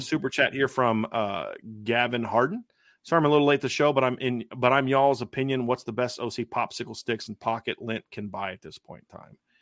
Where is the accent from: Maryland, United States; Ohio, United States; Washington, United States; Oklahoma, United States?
Ohio, United States; Lima; I grew up in Lima.